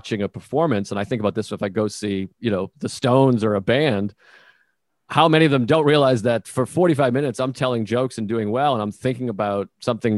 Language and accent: English; United States; as an American